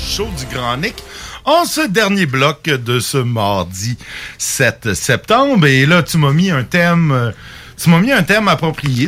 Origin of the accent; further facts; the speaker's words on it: Quebec, Canada; en tant que Québécois